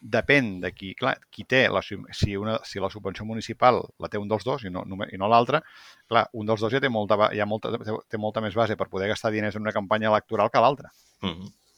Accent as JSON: {"language": "Catalan", "town": "Vilanova i la Geltrú", "region": "Catalonia", "country": "Spain", "said": "soc de, ran, de Rancio Bolengo."}